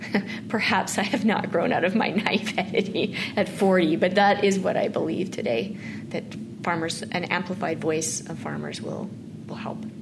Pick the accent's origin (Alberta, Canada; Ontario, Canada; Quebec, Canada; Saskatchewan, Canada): Saskatchewan, Canada; Mossbank; my hometown that I never wanted to go back